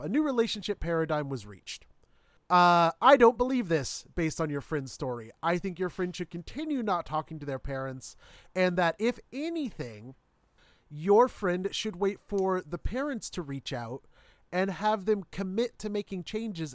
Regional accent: Midwest, United States; growing up in the Midwest

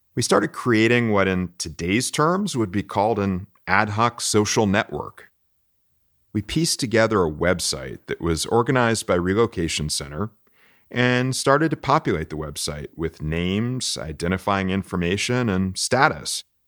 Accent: Florida, United States; now in Texas, United States; growing up in Florida, we didn't run from storms

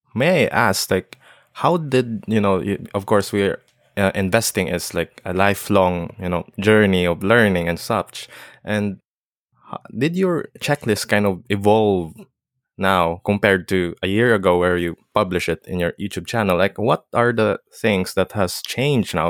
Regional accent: Philippines; I'm from the Philippines

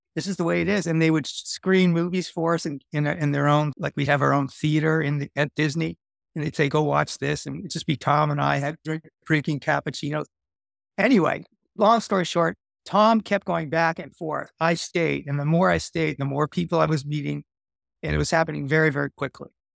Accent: Canada; moved away as an adult; also born or lived in Los Angeles, United States; I'm there as a Canadian.

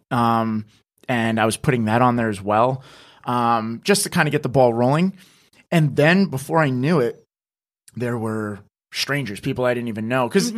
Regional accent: New Jersey, United States; moved away as an adult; now in New York City, United States; I'm originally from New Jersey

